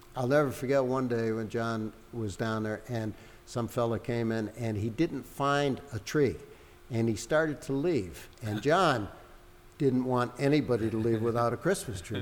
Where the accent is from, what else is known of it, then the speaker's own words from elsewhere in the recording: Hartford, Connecticut, United States; moved away as an adult; also born or lived in Nova Scotia; I'm from Hartford originally, but I was living up there